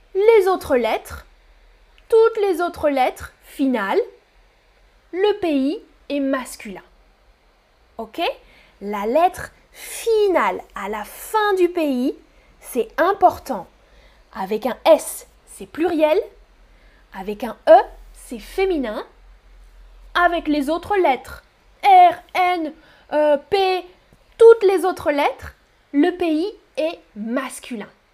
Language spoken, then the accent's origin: French; France; je suis française. Mon pays d'origine, c'est la France.